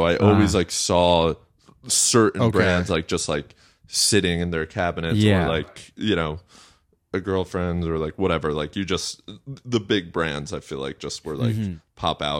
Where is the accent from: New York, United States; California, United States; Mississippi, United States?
New York, United States; Westchester; And I grew up in Westchester